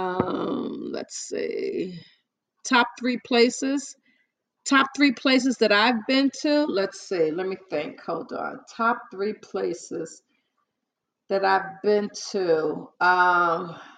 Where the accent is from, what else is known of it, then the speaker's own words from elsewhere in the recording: New York, United States; I'm from New York, I'm a typical New Yorker. A native New Yorker